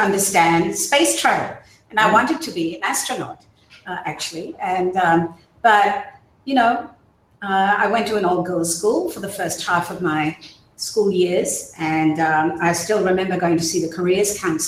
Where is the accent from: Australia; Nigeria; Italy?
Australia; also born or lived in Burma / United States; I was born in Burma, and I moved to Australia as a child with my parents when they emigrated to Australia. And most of my education has been in Australia